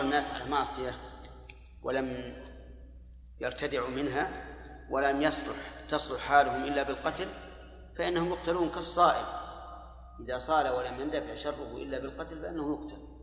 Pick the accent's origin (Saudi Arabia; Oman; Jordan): Saudi Arabia; عندنا في السعودية